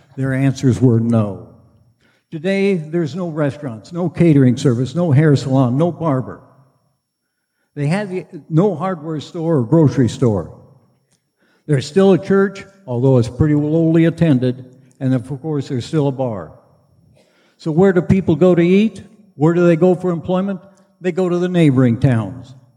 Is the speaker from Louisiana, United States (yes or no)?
no; North Dakota, United States; now in Henry County, Indiana, United States; I was at my hometown, a little town in North Dakota